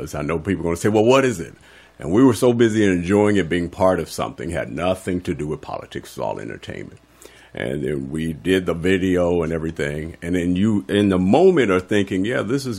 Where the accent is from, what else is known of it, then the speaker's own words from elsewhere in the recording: Los Angeles, California, United States; I'm from Los Angeles. My family's Birmingham